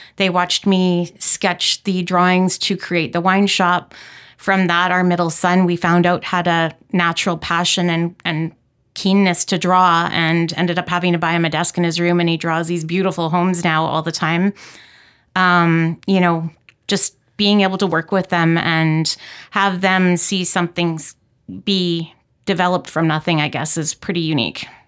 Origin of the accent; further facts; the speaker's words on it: Saskatoon, Saskatchewan, Canada; moved away as an adult; also born or lived in Calgary, Alberta / Chestermere Lake, Alberta; now in Okanagan, Canada; I was born and raised in Saskatoon